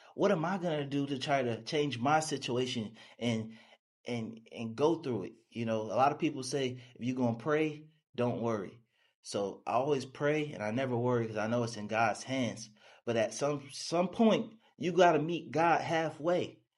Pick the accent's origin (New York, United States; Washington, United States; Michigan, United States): New York, United States; Buffalo; also born or lived in Dallas, Texas; now in Houston, United States; I'm from Buffalo, New York, a small town. Uh, I moved to Texas